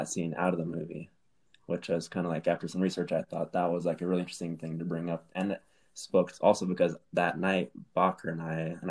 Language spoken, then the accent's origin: English; Colorado, United States; We're from Colorado.